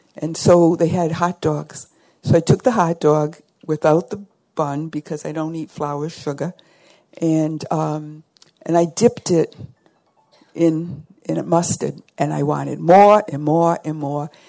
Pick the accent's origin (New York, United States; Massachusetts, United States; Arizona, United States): Massachusetts, United States; South Shore of Boston; I'm from the South Shore of Boston, Boston also known as Red Sox Nation.